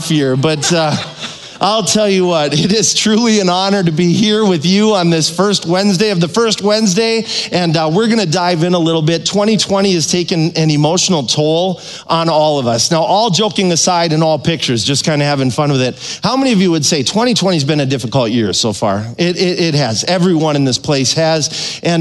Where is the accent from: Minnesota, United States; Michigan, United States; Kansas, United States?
Minnesota, United States; I'm from Minnesota